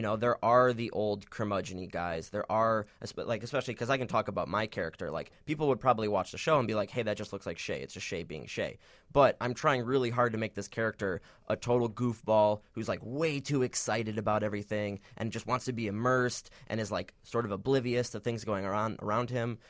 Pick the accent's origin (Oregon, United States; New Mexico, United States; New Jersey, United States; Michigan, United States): Michigan, United States; now in Chicago, United States; originally from Michigan.